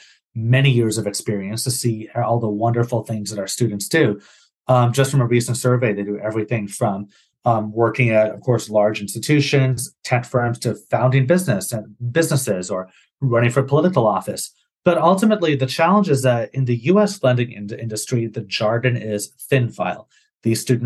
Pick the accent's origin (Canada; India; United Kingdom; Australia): Canada; moved away as an adult; also born or lived in Massachusetts, United States; I'm from Canada. So when I did my master's in the States at Harvard University